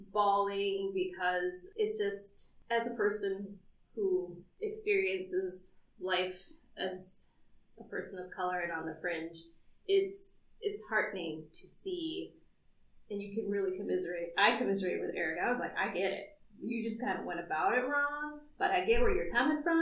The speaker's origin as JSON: {"language": "English", "country": "United States", "said": "we're African American"}